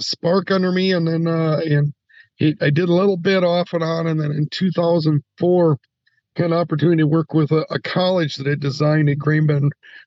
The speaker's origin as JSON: {"language": "English", "region": "South Central Minnesota", "country": "United States", "tie": "born or raised there", "said": "I'm from South Central Minnesota. I'm just south of Mankato, Minnesota"}